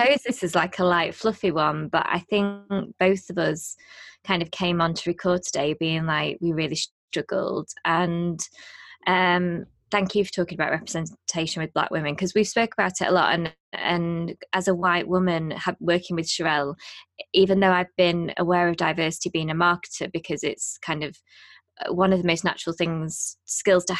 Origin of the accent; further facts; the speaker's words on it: United Kingdom; we're 2 British hosts